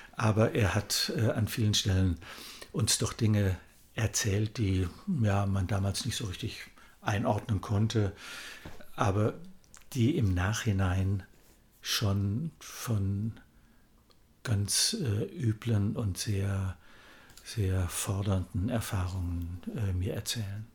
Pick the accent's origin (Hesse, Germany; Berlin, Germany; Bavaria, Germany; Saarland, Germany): Hesse, Germany; Kassel; in meiner Heimatstadt Kassel